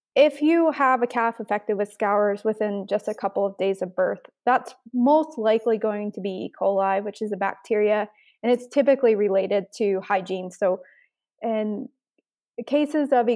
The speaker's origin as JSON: {"language": "English", "country": "United States", "moved": "as an adult", "lives_now": "Canada", "said": "I'm actually originally from the States. I grew up on a commercial cow calf operation"}